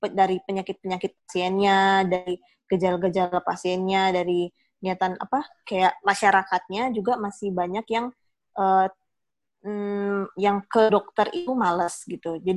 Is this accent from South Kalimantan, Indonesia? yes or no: yes; Banjarbaru, South Kalimantan, Indonesia; also born or lived in Medan; aku itu memang lahir di Medan, tapi sudah sekitar 18 tahun itu udah di Banjarbaru. Nah, oh. jadi udah menetap di Banjarbaru dan aku kuliah di Surabaya.